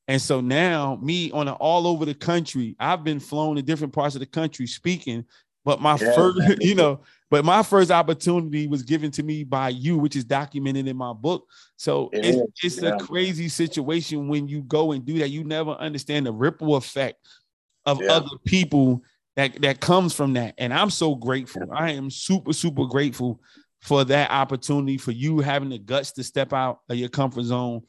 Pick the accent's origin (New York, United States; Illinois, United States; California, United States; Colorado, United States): California, United States; I'm not a Raider fan, but I'm right there from the Bay with him.